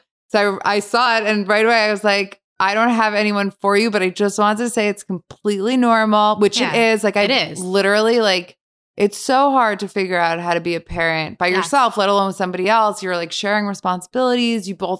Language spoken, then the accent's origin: English; Bergen County, New Jersey, United States; Bergen County.